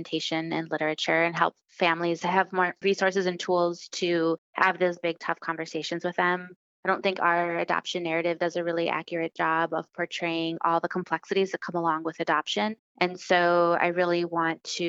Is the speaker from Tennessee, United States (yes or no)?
no; Milwaukee, Wisconsin, United States; also born or lived in Santiago, Chile; I was born in Santiago, Chile, and I was raised in Milwaukee, Wisconsin